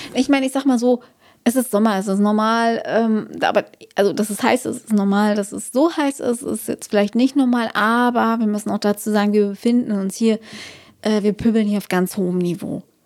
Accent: Brandenburg, Germany; sind Brandenburgs Wälder, also meine Heimat

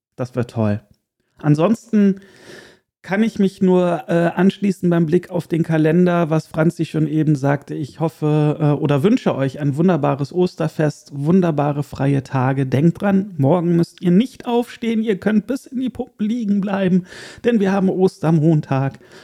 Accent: Erkelenz, North Rhine-Westphalia, Germany; moved away; wieder in mein geliebtes Erkelenz, in die Heimat

